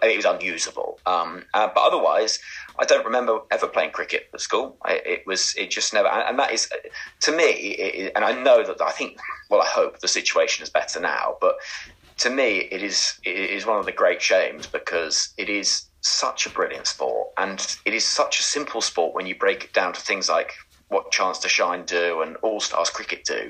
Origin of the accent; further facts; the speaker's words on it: Oxford, South East England, United Kingdom; I grew up in Oxford